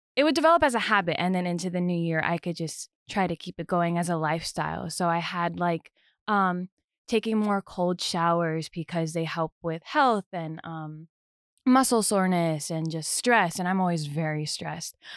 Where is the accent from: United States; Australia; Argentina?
United States; New Jersey; moved away; I'm from Jersey, born and raised in New Jersey